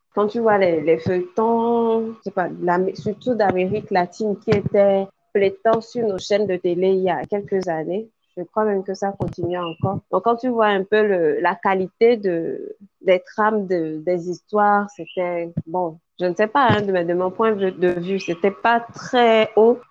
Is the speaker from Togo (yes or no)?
yes; Togo; Je suis togolaise d'origine, je vis au Togo aussi